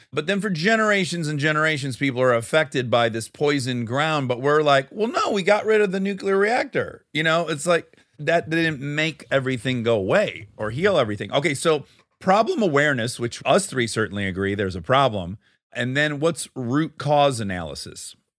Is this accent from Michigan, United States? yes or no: yes; Detroit, Michigan, United States; I'm from Detroit